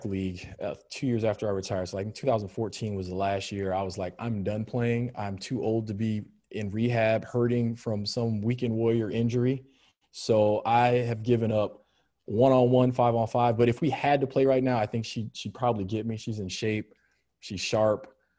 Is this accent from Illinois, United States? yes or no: yes; just outside of Chicago, Illinois, United States; moved away as an adult; also born or lived in Cleveland, United States; now in Orlando, United States; I grew up just outside of Chicago